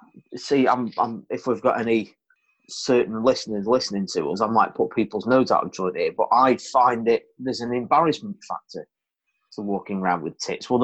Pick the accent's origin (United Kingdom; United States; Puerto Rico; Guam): United Kingdom; we're British citizens.